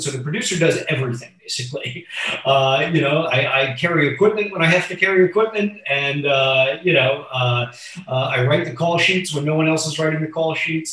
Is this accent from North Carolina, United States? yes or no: no; Miami Beach, Florida, United States; I was born in Miami Beach in 1978.